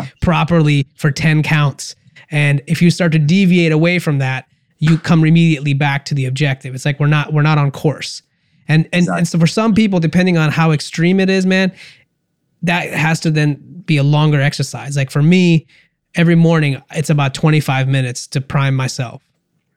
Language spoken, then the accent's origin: English; India; I'm Indian